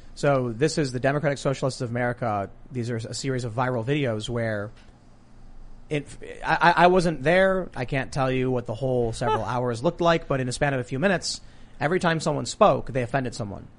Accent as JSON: {"language": "English", "town": "Chicago", "region": "Illinois", "country": "United States", "said": "I'm a high school dropout from the South Side of Chicago and I'm from a mixed race family"}